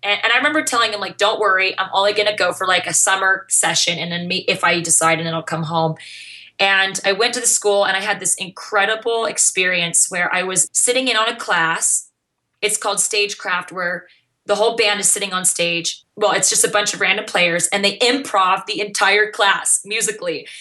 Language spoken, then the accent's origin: English; Mesa, Arizona, United States; I grew up in Mesa, Arizona